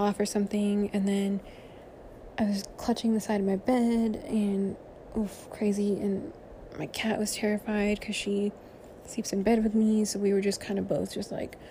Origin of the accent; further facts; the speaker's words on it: Central Valley, California, United States; now in Southern California, United States; I did not grow up in Southern California. I grew up in the Central Valley, where there are no earthquakes